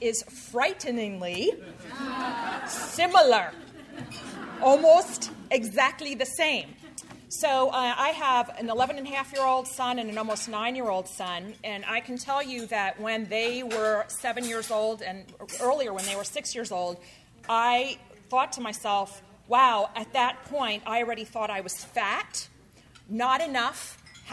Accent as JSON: {"language": "English", "region": "New Jersey", "country": "United States", "tie": "born or raised there", "moved": "yes", "lives_now": "Palo Alto, United States", "said": "I grew up in New Jersey"}